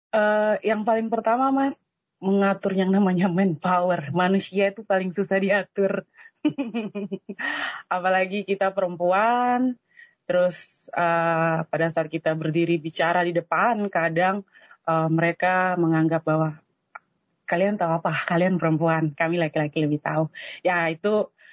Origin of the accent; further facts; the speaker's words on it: Papua, Indonesia; kami Papua ada kuota Papua untuk Petrosi kami di Timika